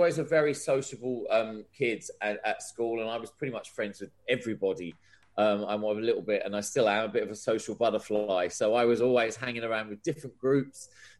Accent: Ipswich, East of England, United Kingdom; accent: Australian twang; Despite the weird sort of Australian twang that I have to my accent, I'm actually from Ipswich.

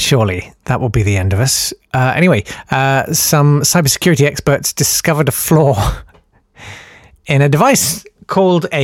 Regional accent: United Kingdom

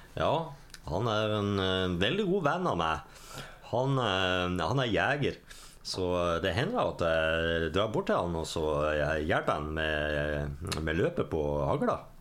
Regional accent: Bergen, Vestland, Norway; jeg er fra Arna.

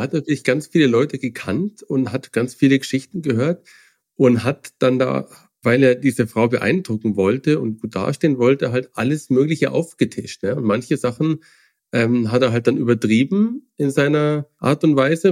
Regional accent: Germany

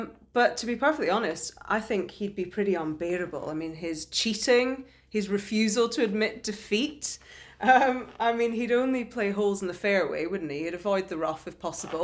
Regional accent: Scotland, United Kingdom; growing up in Scotland, you know, I've had caber tossing lessons

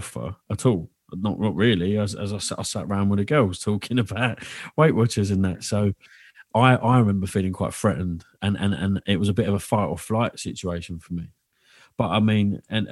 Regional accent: London, United Kingdom; also born or lived in Dagenham; I was heavily brought up around that within Bethnal Green

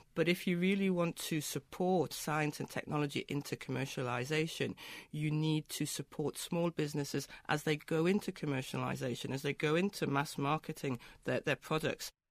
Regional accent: Newcastle upon Tyne, North East England, United Kingdom; Newcastle, my hometown

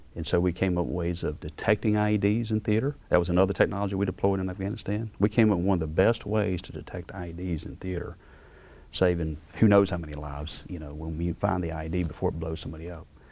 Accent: Beaumont, Mississippi, United States; moved away; I'm yeah. from Beaumont, Mississippi

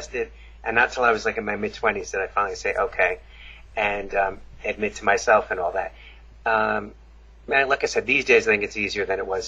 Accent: Long Island, New York, United States; I grew up in Long Island, New York

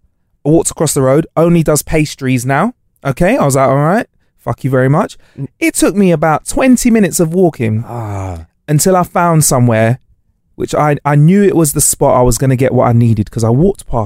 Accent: Brooklyn, New York, United States; I'm from Brooklyn.

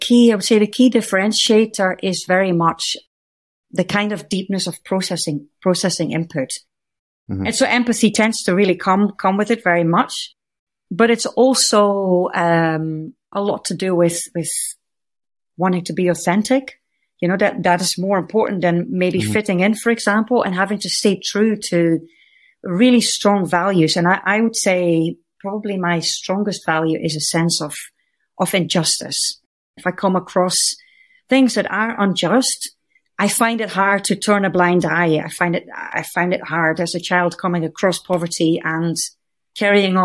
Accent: Netherlands; accent: west coast of Scotland meets Dutch; moved away as an adult; also born or lived in Scotland / India / Kenya / Indonesia; I grew up in the Netherlands in a fairly small town

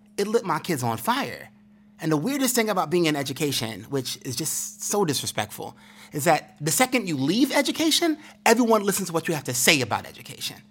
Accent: New York City, New York, United States; growing up in Brooklyn, growing up in the struggle

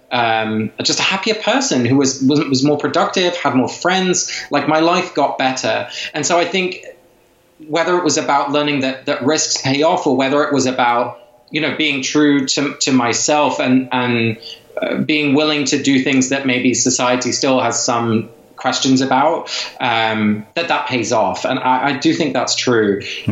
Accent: England, United Kingdom; my parents are both Dutch. I was raised in England, but my folks are both from Holland

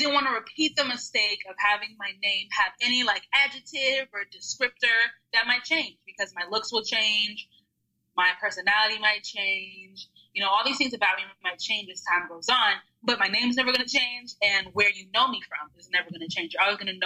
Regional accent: Texas, United States; also born or lived in Austin, Texas; I consider myself a Texan now. I've been here since I was 12

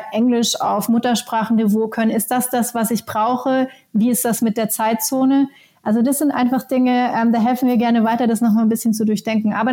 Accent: Helsinki, Uusimaa, Finland; Meine alte Heimatstadt Helsinki ist ein ist ein äh, Emerging Tech Hub

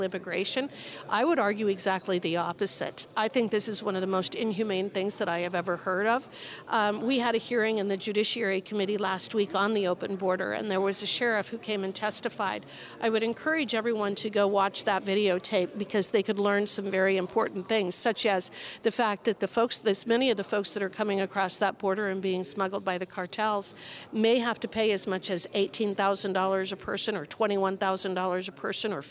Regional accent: Wyoming, United States; I'm from Wyoming. My state has over 560,000 people.

